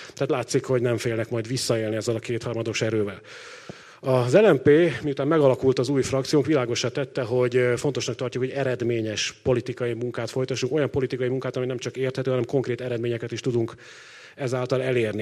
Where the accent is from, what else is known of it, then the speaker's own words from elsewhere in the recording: Pécs, Baranya, Hungary; én magam ugye Pécsi vagyok